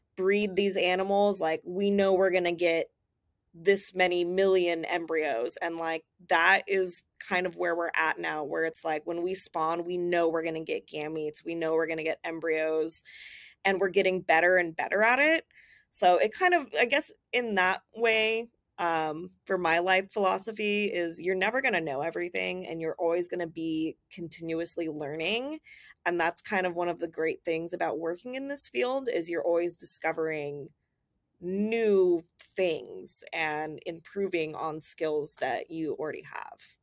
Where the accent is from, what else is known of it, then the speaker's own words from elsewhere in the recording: Southern California, United States; I grew up in Southern California, so the ocean was part of my life all the time